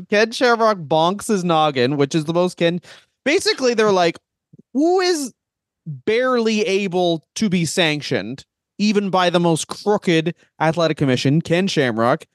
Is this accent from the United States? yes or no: no; Canada; we're Canadian